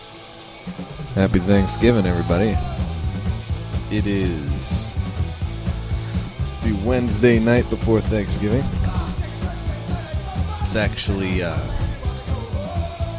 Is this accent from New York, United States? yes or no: yes; New York, United States; moved away; I'm from New York